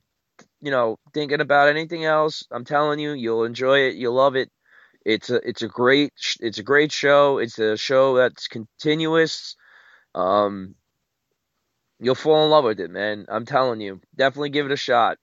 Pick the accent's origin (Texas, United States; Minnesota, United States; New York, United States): New York, United States; I'm from New York